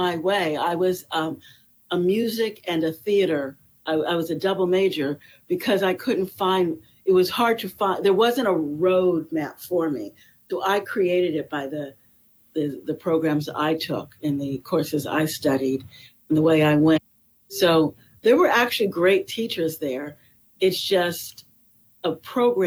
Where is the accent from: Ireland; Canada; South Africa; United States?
United States; Florida; also born or lived in Los Angeles, California; now in Venice, California, United States; I was born in Los Angeles, but I grew up on the East Coast in Florida